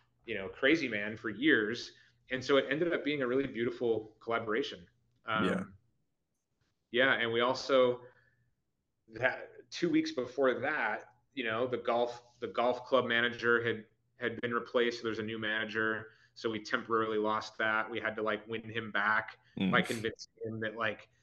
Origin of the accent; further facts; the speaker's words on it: Buffalo Grove, Illinois, United States; moved away as an adult; also born or lived in Barrington, Illinois / Chicago; I was born in Barrington and I kind of used that to be as like an inn where I didn't grow up there. I grew up in Buffalo Grove.